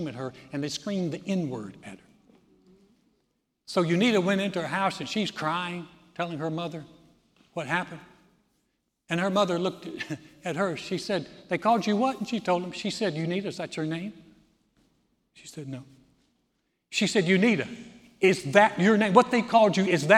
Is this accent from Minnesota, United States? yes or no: no; Texas, United States; I'm a Christian before I'm a Texan